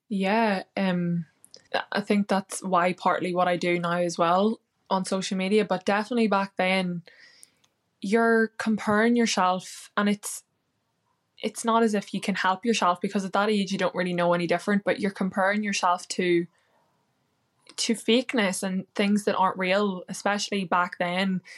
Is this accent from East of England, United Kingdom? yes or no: no; Northern Ireland, United Kingdom; now in London, United Kingdom; I'm from Ireland, Northern Ireland, and I live in London now